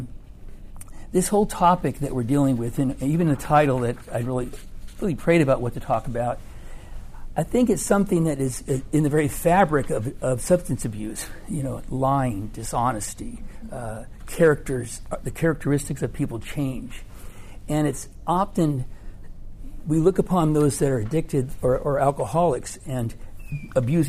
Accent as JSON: {"language": "English", "region": "California", "country": "United States", "said": "I'm from California"}